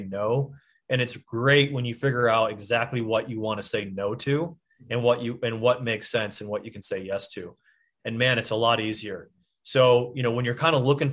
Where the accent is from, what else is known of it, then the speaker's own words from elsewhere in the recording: Michigan, United States; I'm from Michigan